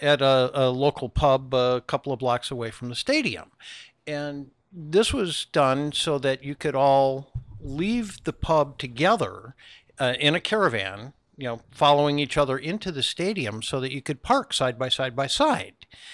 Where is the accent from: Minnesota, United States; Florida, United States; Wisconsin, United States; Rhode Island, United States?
Wisconsin, United States; All right, so I grew up in Wisconsin, just outside of Milwaukee